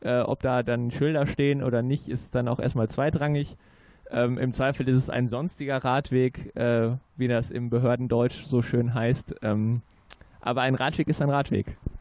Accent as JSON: {"language": "German", "town": "Münster", "region": "North Rhine-Westphalia", "country": "Germany", "tie": "born or raised there", "said": "als gebürtiger Münsteraner"}